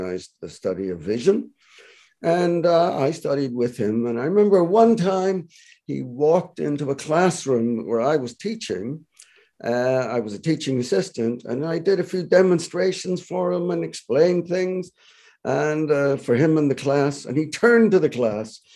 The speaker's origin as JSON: {"language": "English", "town": "Belfast", "region": "Northern Ireland", "country": "United Kingdom", "also_born_or_lived": "Toronto, Canada", "moved": "as an adult", "lives_now": "Canada", "said": "I'm originally from Belfast, Northern Ireland, and I went to Queen's University Belfast as a psychology student"}